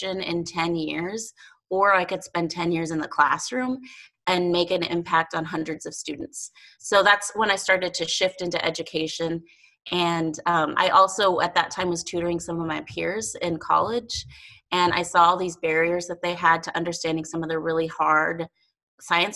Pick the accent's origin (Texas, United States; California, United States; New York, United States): Texas, United States; El Paso; also born or lived in Las Cruces, New Mexico; now in Montana, United States; I grew up in El Paso, Texas. I was born in Las Cruces, New Mexico